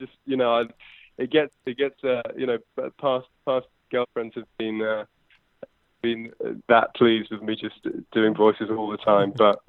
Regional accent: London, United Kingdom; accent: posh; I'm from London in the UK, as you can probably tell from my very posh white accent.

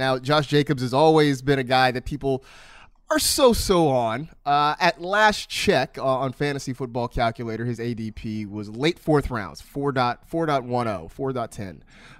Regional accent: California, United States; now in Los Angeles, United States; I will say that for me, as a Bay Area kid, I mean, I'd been to Los Angeles plenty growing up in the Bay Area.

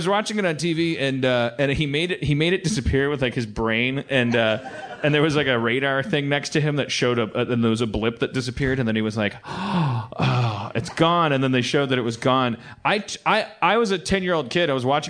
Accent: Wisconsin, United States; moved away; also born or lived in Los Angeles; I'm from Wisconsin, and then I lived in Los Angeles

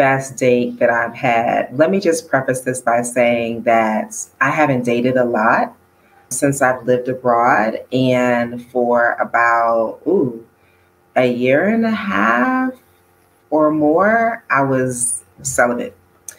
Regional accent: United States; moved away as an adult; also born or lived in Los Angeles / East Coast / Midwest; now in Kenya; being born and raised in the States

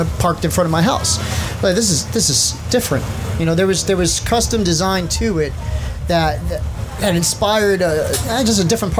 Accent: Newark, New Jersey, United States; I was raised in Newark

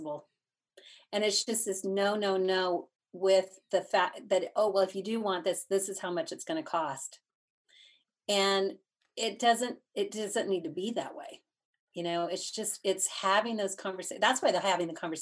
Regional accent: Dallas, Texas, United States; now in Asheville, United States; we're from Texas, so, you know, back in Dallas

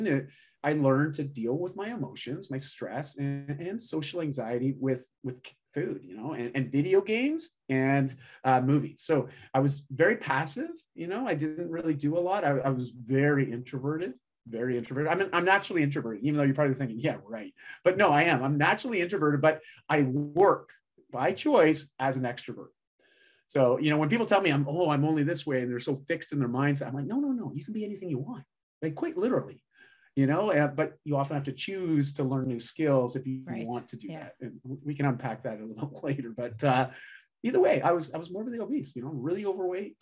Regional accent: Canada; I'm Canadian

